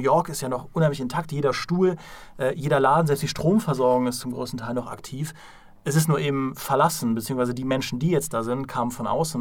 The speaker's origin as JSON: {"language": "German", "town": "Trier", "region": "Rhineland-Palatinate", "country": "Germany", "tie": "born or raised there", "said": "kann ich als Trierer natürlich absolut nachvollziehen. Ja? ja? ich wurde in Ruinen geboren"}